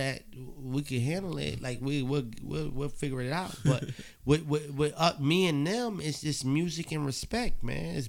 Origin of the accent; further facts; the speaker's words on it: Beacon, New York, United States; I'm from Beacon, New York